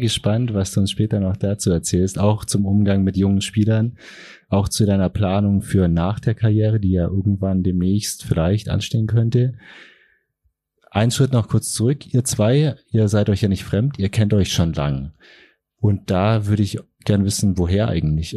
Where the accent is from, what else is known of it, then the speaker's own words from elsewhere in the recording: Allgäu, Germany; Ich komme selber aus dem Allgäu